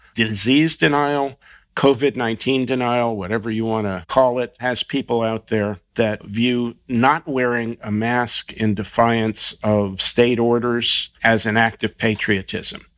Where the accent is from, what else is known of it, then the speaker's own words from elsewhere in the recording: New Jersey, United States; a special Jersey edition in honor of my home state